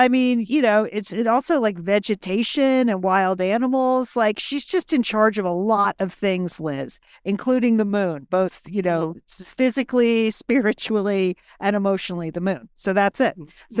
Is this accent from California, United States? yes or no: no; Connecticut, United States; So my friend Courtney grew up in Dallas and I grew up in Connecticut.